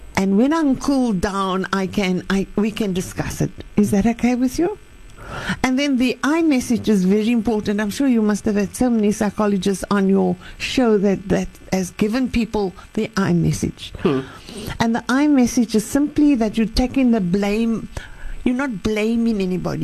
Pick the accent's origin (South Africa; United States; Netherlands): South Africa; Western Cape; I grew up in the Cape